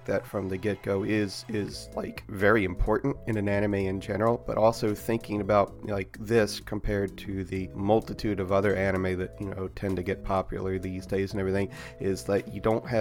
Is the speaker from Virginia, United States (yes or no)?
yes; near Quantico Marine Base, Virginia, United States; I grew up near Quantico Marine Base, in America